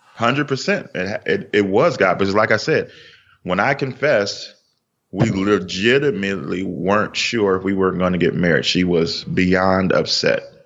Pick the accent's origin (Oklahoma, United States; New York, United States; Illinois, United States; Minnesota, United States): Illinois, United States; Chicago; We are from Chicago.